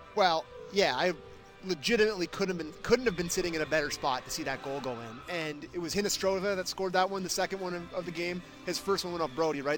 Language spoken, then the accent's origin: English; Canada; I'm a Canadian